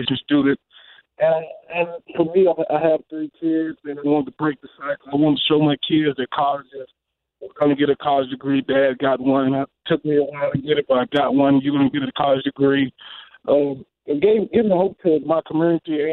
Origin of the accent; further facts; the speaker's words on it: Mississippi, United States; moved away as an adult; also born or lived in Lincoln, Nebraska / Winnipeg; in Mississippi, and from the town of 350 people, we have no stop sign